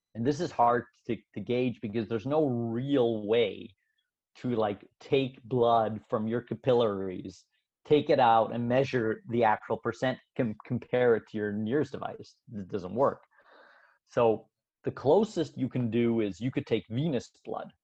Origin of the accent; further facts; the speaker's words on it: Canada; moved away as an adult; now in Switzerland; I was born in Switzerland, but my parents immigrated to Canada when I was young. So I actually went. Uh, I grew up in Canada